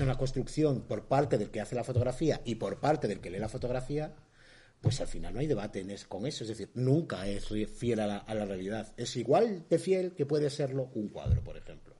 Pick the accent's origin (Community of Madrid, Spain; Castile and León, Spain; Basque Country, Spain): Basque Country, Spain; Ermua; also born or lived in Vitoria; yo soy de Hermoa